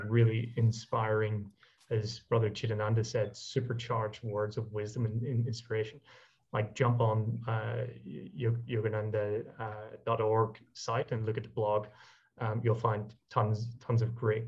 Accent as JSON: {"language": "English", "country": "Ireland", "said": "I'm Irish"}